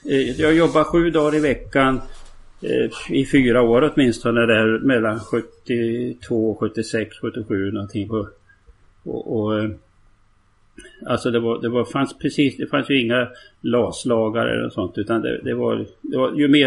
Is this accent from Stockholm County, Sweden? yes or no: no; Sundsvall, Västernorrland County, Sweden; born there; Det, det här är alltså strax utanför söder om Sundsvall där jag är född. Eh, en, en mil söder om Sundsvall.